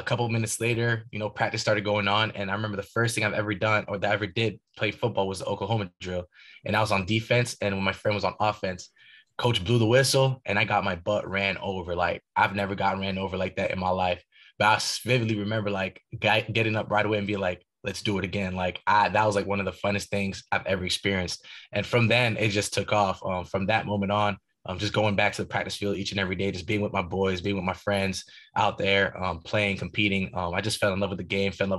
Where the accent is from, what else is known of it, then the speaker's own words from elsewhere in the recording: Ottawa, Ontario, Canada; moved away; also born or lived in Haiti; my hometown in Ottawa, Ontario, Canada